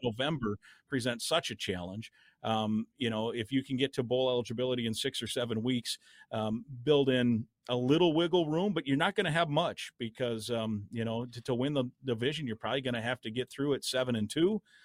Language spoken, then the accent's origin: English; Iowa, United States; now in Minnesota, United States; my home state of Iowa